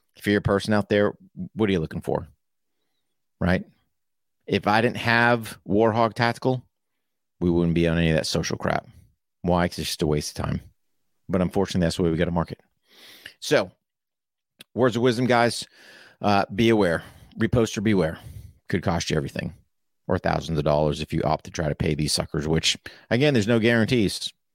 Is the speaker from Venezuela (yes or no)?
no; United States; I'm an American